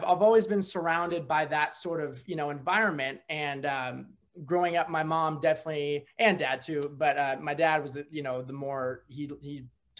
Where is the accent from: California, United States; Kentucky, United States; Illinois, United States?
California, United States; Napa; moved away as an adult; also born or lived in San Jose, California; now in Oregon, United States; Originally from San Jose, grew up in Napa